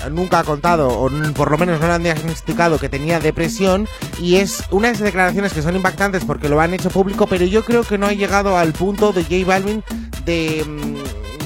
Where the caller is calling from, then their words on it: Malaga, Andalusia, Spain; efectivamente os escucho todas las mañanas desde aquí, desde Málaga.